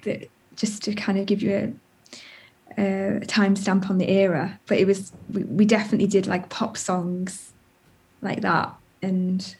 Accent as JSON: {"language": "English", "town": "Chester", "region": "North West England", "country": "United Kingdom", "tie": "born or raised there", "also_born_or_lived": "Liverpool / Wirral Peninsula / Brighton", "moved": "as an adult", "said": "I was born in Liverpool and grew up in Chester"}